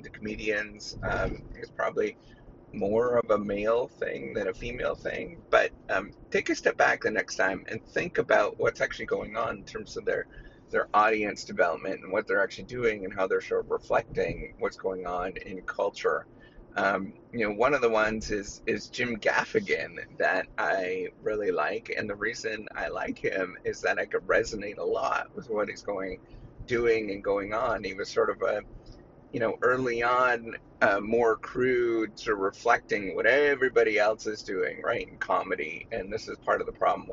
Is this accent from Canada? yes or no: yes; Canada; I'm Canadian